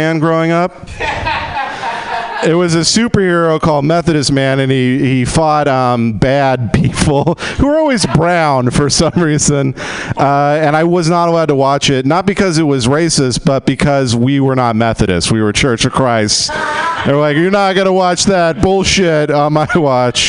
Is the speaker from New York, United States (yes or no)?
no; Texas, United States; now in Los Angeles, United States; I grew up in Texas in the oil fields